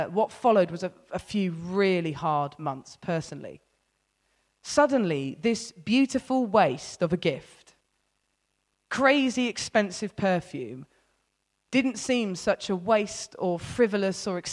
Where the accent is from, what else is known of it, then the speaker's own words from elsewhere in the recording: United Kingdom; I'm British